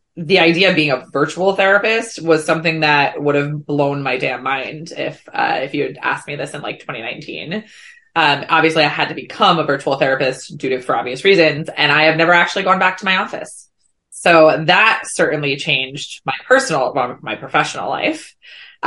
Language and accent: English; New Jersey, United States; moved away as an adult; also born or lived in New York City; I grew up in Jersey. So I turned 18. The day I turned 18, I simultaneously graduated from high school and I pieced it out to New York